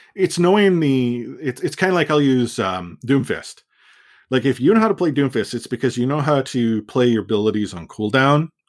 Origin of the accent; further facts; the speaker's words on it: Canada; as a Canadian